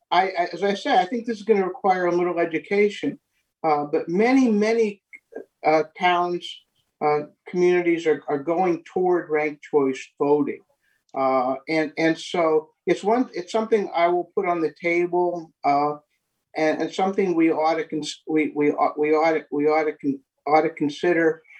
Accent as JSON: {"language": "English", "town": "Lawrence", "region": "Kansas", "country": "United States", "said": "i come from the Lawrence from one of the neighborhoods. Uh, I don't think I represent Old West Lawrence, or, but I come from a neighborhood perspective."}